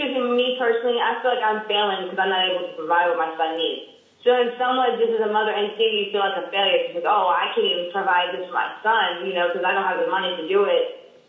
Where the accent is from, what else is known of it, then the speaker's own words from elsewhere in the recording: Nashville, Tennessee, United States; now in Arlington, United States; I'm actually originally from Nashville, but I now live in Arlington, Virginia.